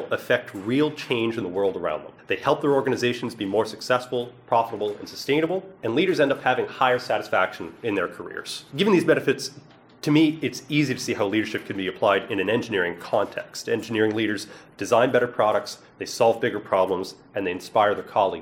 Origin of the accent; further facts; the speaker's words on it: East Coast of Canada, Atlantic Canada, Canada; I'm from the East Coast of Canada